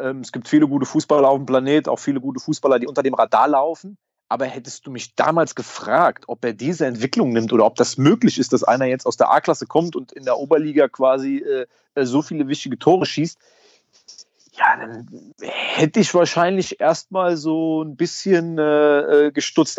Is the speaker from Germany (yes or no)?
yes; Diez, Rhineland-Palatinate, Germany; wir sind zusammen groß geworden in Dietz